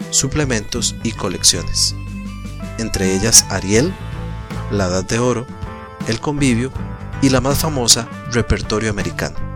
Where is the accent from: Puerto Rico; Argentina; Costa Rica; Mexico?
Costa Rica; Como bien sabes, nací y vivo en Costa Rica.